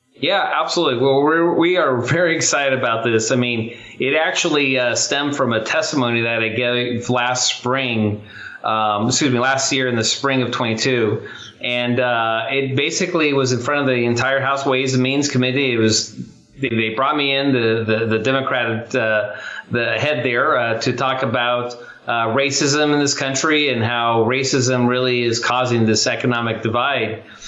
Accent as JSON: {"language": "English", "town": "Chula Vista", "region": "California", "country": "United States", "tie": "born or raised there", "said": "I actually grew up poor. I grew up in Chula Vista, California"}